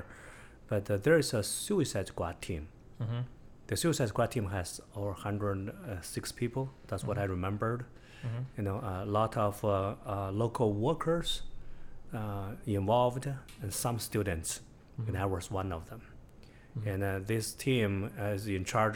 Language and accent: English; China; English is a second language; moved away as an adult; also born or lived in Beijing, China; now in United States; I was from a countryside. You know, it's like 70 miles from Beijing. It's a, to me, it's the poorest country village.